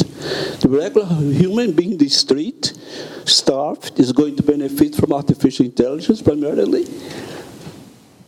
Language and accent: English; Brazil; I'm from Brazil.